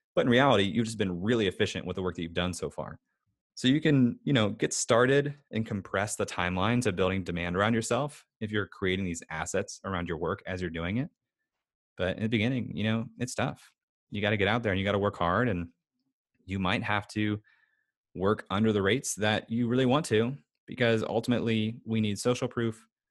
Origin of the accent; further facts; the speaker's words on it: United States; especially as an American